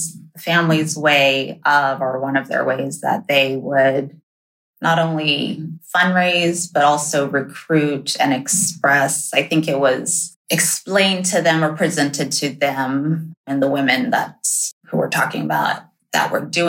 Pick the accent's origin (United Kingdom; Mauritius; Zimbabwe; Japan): Japan; also born or lived in China; I was only in China for 6 months when they moved to Japan. So first memories all there